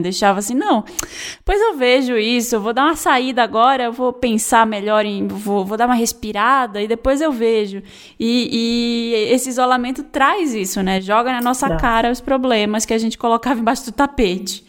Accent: Brazil; a gente é brasileiro

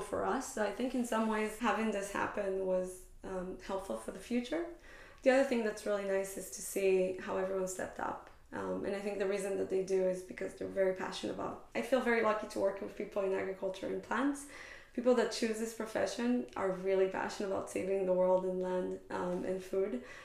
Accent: Israel; moved away as an adult; now in Bay Area, United States; growing up in Israel

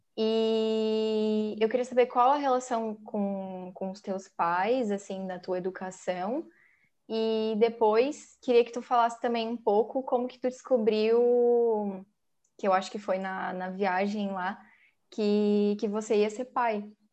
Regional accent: Santa Catarina, Brazil; a gente é de Santa Catarina

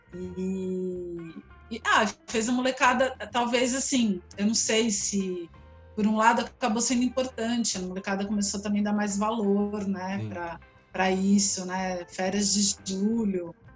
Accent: São Paulo, Brazil; eu sou de São Paulo, nasci, sou da Zona Oeste de São Paulo, é uma família grande, morava todo mundo no mesmo bairro

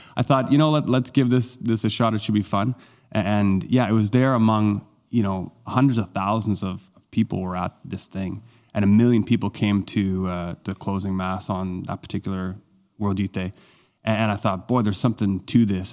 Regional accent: Halifax, Nova Scotia, Canada; I was among about three hundred or so folks that came from my hometown, he, uh, Halifax

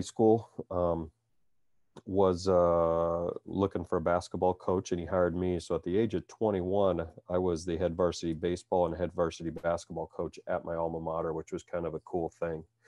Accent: Cedar Falls, Iowa, United States; I was born and raised in Cedar Falls, Iowa

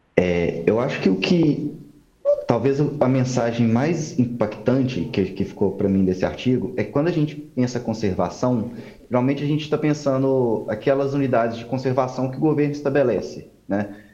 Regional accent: Belo Horizonte, Minas Gerais, Brazil; now in Goiânia, Brazil; eu não sou de Goiás, né? Eu sou de BH

